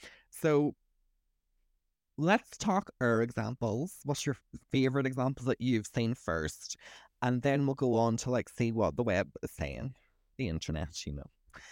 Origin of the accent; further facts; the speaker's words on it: Derry, Northern Ireland, United Kingdom; I'm from Derry.